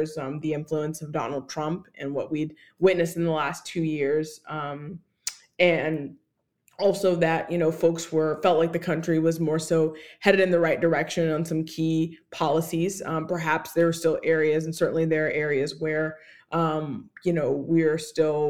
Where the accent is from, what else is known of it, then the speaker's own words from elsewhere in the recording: Georgia, United States; my home state of Georgia